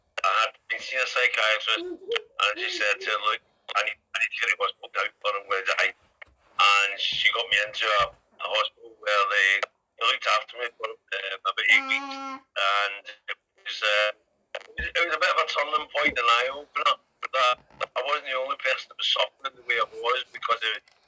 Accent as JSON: {"language": "English", "town": "Glasgow", "region": "Scotland", "country": "United Kingdom", "moved": "yes", "lives_now": "Liverpool, United Kingdom", "said": "I'm originally from Glasgow. I came to Liverpool 27 years ago. I've lived most of my time in Liverpool. I've moved around a little bit, but I've made Liverpool definitely my home."}